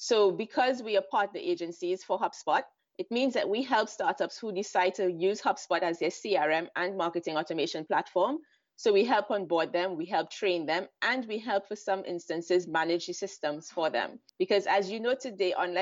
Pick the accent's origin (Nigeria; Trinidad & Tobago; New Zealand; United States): Trinidad & Tobago; moved away as an adult; also born or lived in London; now in Israel; I'm originally from Trinidad and Tobago, which is in the Caribbean, but I moved to Israel 12 years ago